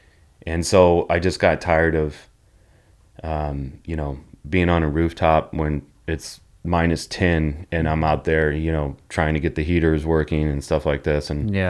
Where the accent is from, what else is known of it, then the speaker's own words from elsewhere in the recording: Chicago, Illinois, United States; also born or lived in St. Louis / Texas / North Carolina; And then born in St. Louis. And then after St. Louis, we moved to Texas for a year and then lived in North Carolina and then back to Chicago. Or moved to Chicago. Then I moved back to St. Louis when I was like 17 or 18, stayed there.